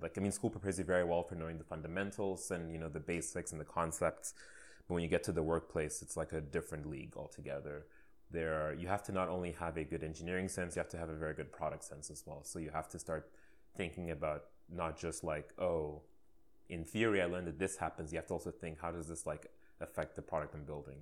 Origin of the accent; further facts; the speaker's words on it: Saudi Arabia; moved away as an adult; now in Canada; I was born and raised in Saudi Arabia in the Middle East